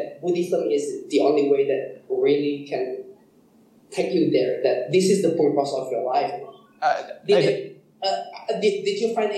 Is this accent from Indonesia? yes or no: yes; Borneo, Indonesia; I'm from Borneo